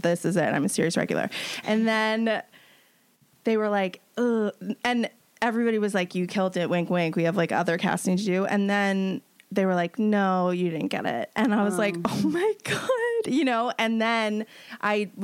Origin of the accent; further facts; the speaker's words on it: New York, United States; I grew up in New York